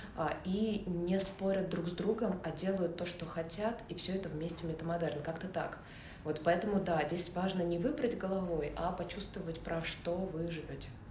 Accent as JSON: {"language": "Russian", "region": "Saint Petersburg", "country": "Russia", "said": "я из Санкт-Петербурга"}